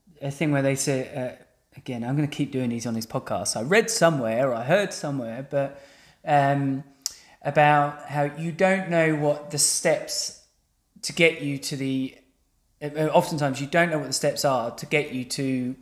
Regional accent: England, United Kingdom; we're English, right? So we're, as English people, we've kind of grown up in this institution

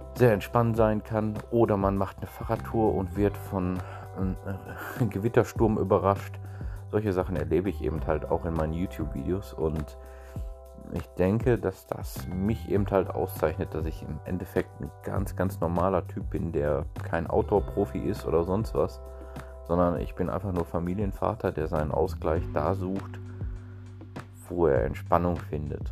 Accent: Ruhr area, North Rhine-Westphalia, Germany; accent: leichter Dialekt (Ruhrgebiet); bin eine einfache Person aus dem Ruhrgebiet, wie man vielleicht auch schon an meinem leichten Dialekt hört

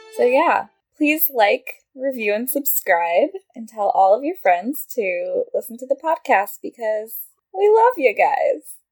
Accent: California, United States; also born or lived in Edinburgh; I'm from California

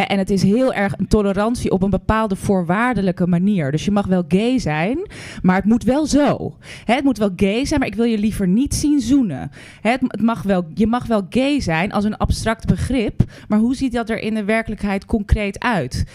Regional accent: Netherlands; wij zijn Nederlanders.

